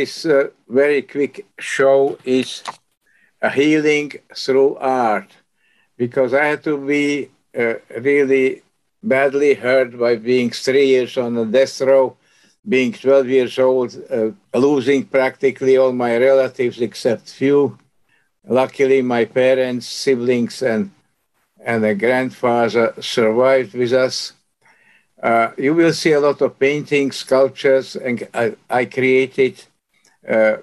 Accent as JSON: {"language": "English", "country": "Slovakia", "tie": "born or raised there", "also_born_or_lived": "Canada / United States", "moved": "as an adult", "lives_now": "Kingston, NY, United States", "said": "I was born in Czechoslovakia, Slovak part, in 1929"}